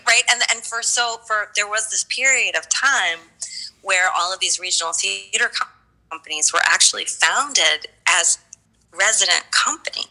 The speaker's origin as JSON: {"language": "English", "country": "United States", "tie": "born or raised there", "also_born_or_lived": "Baltimore, Maryland / Philadelphia, Pennsylvania", "said": "I grew up in Philly and in Baltimore"}